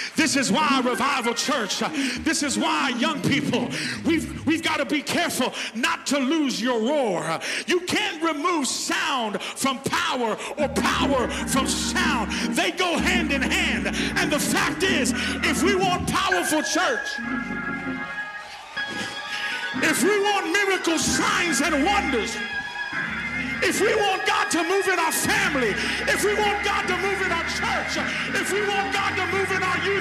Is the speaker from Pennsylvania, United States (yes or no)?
no; Texas, United States; I was raised up in Texas